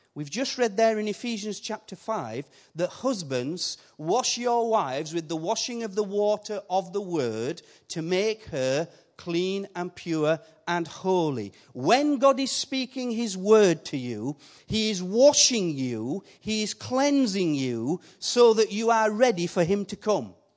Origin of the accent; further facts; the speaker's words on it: Yorkshire and the Humber, United Kingdom; accent: Yorkshire; I keep my Yorkshire accent